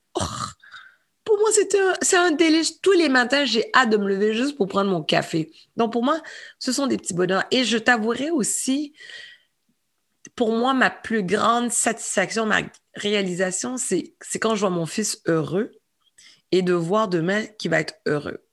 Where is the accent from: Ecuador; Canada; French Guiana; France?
Canada; Quebec; also born or lived in Saint-Michel, Montreal; je suis une Québécoise